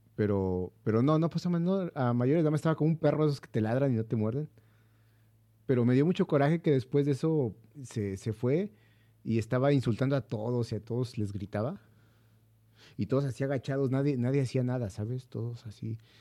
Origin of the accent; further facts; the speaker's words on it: Mexico; soy mexicano